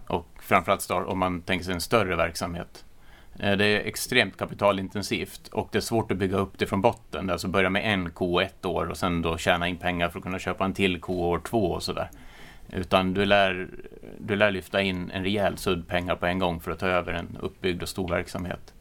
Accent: Orsa, Dalarna County, Sweden; accent: Dalarna dialect; jag är från Dalarna, men sen att man, eller jag kommer från en gård som har gått i släkten i åtminstone sedan 1850

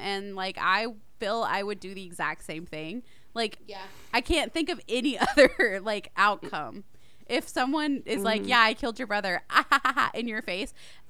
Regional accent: Tennessee, United States; we're from Tennessee

